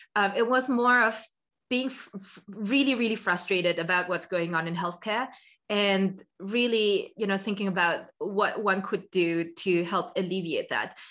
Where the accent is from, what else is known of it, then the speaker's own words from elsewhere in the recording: Austria; I'm originally from Austria. So, I'm Austrian.